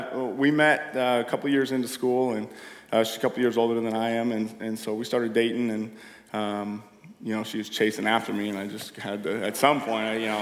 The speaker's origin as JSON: {"language": "English", "town": "Ferndale", "country": "United States", "tie": "born or raised there", "said": "Yeah, grew up here, born and raised in Ferndale."}